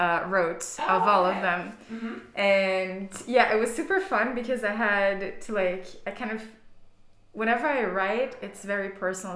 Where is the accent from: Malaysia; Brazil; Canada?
Brazil; moved away as an adult; now in Berlin, Germany; I'm from Brazil, but I've been living in Berlin for four years now